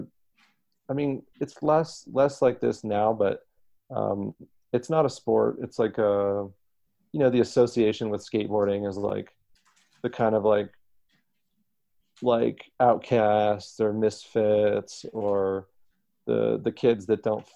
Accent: United States; I have an American passport

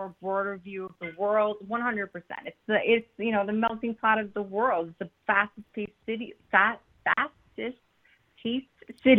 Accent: New Jersey, United States; also born or lived in Harlem, New York / Long Island, New York; like I was born in Harlem, but not raised there. I was raised in Jersey, Long Island, but I made my way there, you know, as a teenager, and I stuck around for 20 years.

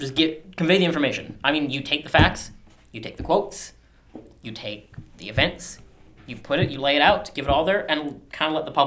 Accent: Canada; As a Canadian

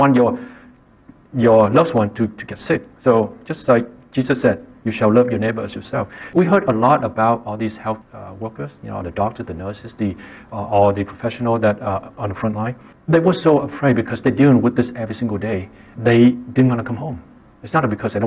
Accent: Vietnam; moved away; I grew up in Vietnam

